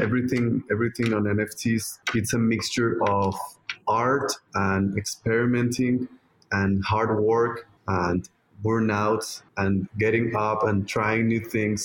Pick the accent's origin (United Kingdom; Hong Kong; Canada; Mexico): Mexico; my home country, Mexico